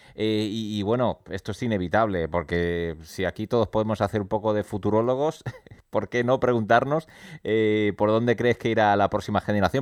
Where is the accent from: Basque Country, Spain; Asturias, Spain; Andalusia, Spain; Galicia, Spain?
Andalusia, Spain; Málaga; Nosotros somos de Málaga